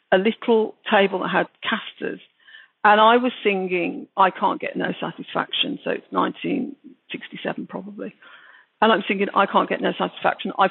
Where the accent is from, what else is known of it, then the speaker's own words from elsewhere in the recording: Birmingham, West Midlands, United Kingdom; accent: Brummie; I just sound English, you know, I just sound like a British person, a Brummie. And I very much felt a Brummie as well.